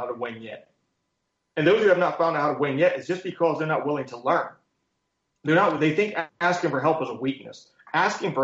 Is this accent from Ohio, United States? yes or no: yes; Columbus, Ohio, United States; I grew up in Columbus, Ohio